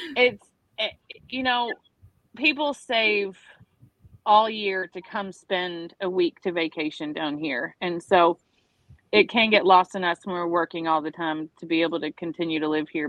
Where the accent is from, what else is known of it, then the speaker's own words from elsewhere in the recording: the South, United States; now in Florida Keys, United States; I grew up in the South